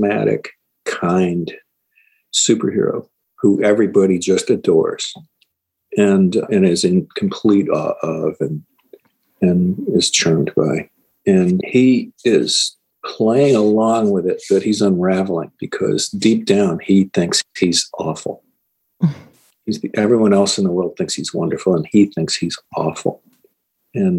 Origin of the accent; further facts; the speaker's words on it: Syracuse, New York, United States; I grew up in Syracuse